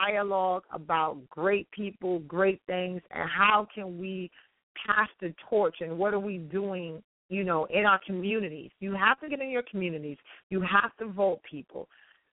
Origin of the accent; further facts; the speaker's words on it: New York City, New York, United States; Riverside Church in Harlem, New York, my hometown